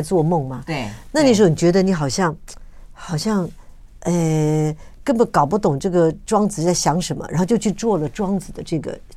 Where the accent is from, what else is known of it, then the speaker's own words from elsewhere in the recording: Taiwan; 我们在这个土地上长大